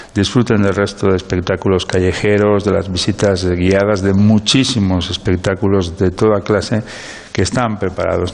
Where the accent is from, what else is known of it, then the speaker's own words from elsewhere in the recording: Castile and León, Spain; now in Salamanca, Spain; nosotros somos castellanos